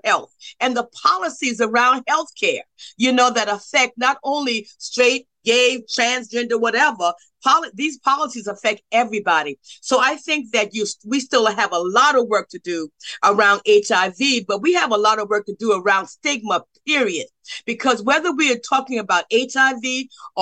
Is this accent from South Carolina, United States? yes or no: yes; South Carolina, United States; growing up in South Carolina